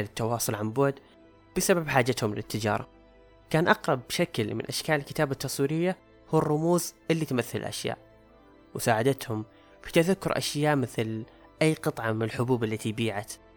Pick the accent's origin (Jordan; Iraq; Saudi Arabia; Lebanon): Saudi Arabia; عندنا في السعودية